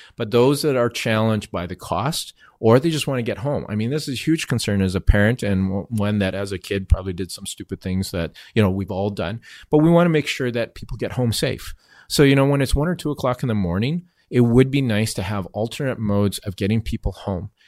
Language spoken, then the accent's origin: English; Vancouver, British Columbia, Canada; I was born and raised here